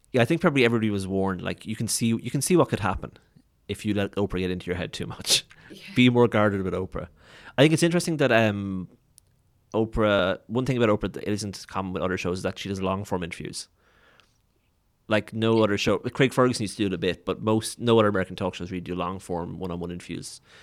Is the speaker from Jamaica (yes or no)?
no; Waterford, Munster, Ireland; I'm from Waterford, which is a town or city of like forty thousand people